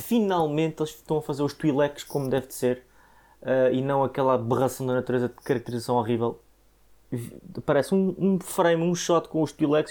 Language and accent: Portuguese; Portugal; como Tugas